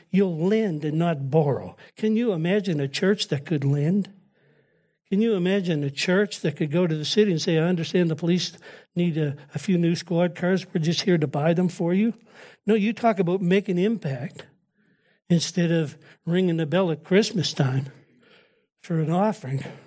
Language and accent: English; United States; I'm an American